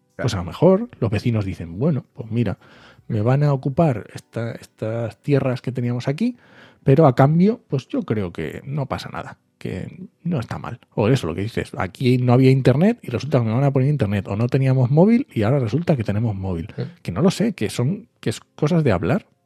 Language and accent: Spanish; Asturias, Spain; yo soy asturiano